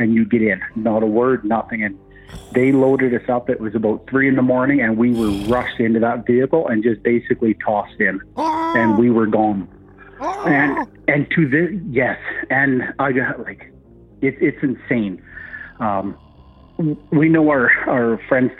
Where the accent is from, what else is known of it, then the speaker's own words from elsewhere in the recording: northern Ontario, Canada; now in Alberta, Canada; I grew up in northern Ontario